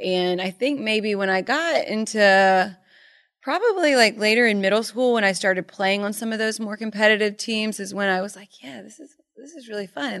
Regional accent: Charleston, South Carolina, United States; born or raised there; moved away as an adult; also born or lived in Myrtle Beach / Birmingham; now in Connecticut, United States

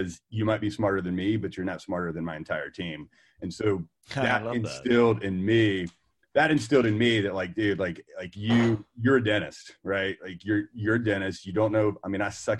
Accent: North Carolina, United States; I was that guy in my hometown, like, oh my gosh, like, why are you open 7 to 7? We were the first people open 7 a.m. to 7 p.m. We were the first people open on Saturdays. And the regulatory pressure with this corporate group in the state of North Carolina

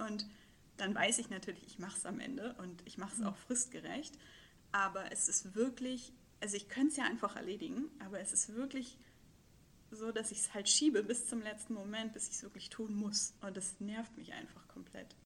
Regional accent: Hamburg, Germany; moved away as an adult; Hamburgerin gewesen oder bin es ja auch immer noch, aber dann ja vor zwei oder drei Jahren äh, beschlossen, ins Ausland zu gehen

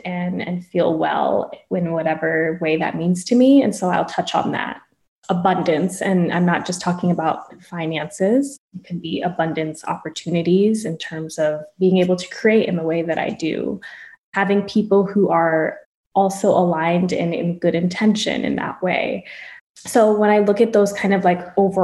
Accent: Florida, United States; also born or lived in Long Island, New York; people are most familiar with my Florida upbringing

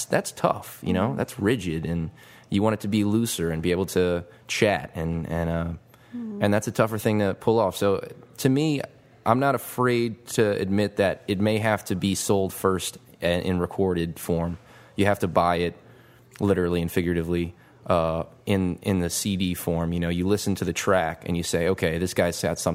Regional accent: Metairie, Louisiana, United States; I grew up in Metairie

